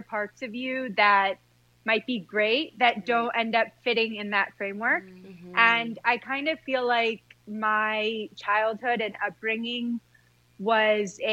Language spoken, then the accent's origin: English; Detroit, Michigan, United States; now in New York, United States; I grew up in a suburb of Detroit. I was born in Detroit.